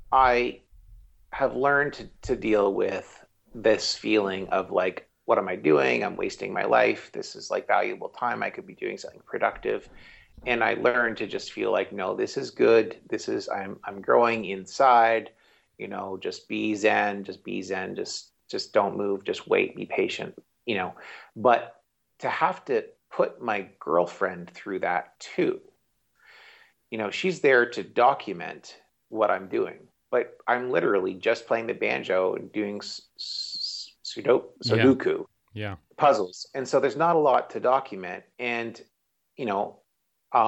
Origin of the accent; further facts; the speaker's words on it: Canada; I'm Canadian